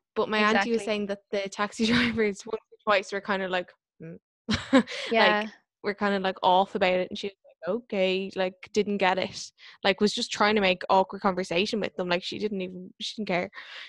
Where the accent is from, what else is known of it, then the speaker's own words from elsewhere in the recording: Ireland; accent: Irish; they heard my Irish accent